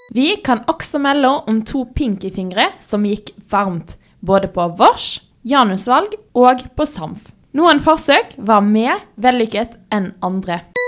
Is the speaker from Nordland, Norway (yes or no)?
no; Stord, Vestland, Norway; accent: Stord dialect; stord er nydelig. Vi er jo litt uenige i det, for eh, du syns at min dialekt er styggest